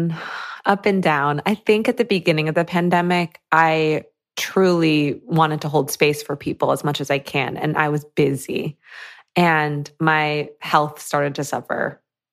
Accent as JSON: {"language": "English", "region": "Michigan", "country": "United States", "tie": "born or raised there", "said": "So I grew up in Michigan, like a suburb in Michigan."}